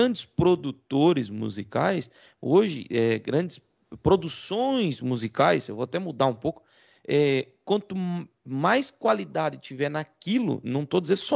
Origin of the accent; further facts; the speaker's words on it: Portugal; Sim, Nós somos de Portugal.